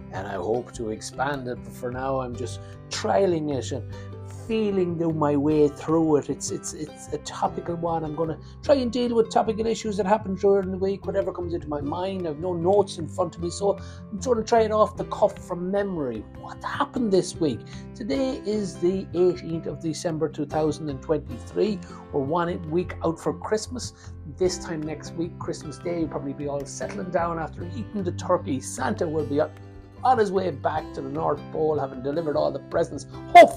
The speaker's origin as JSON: {"language": "English", "town": "Longford", "region": "Leinster", "country": "Ireland", "said": "I'm from Longford."}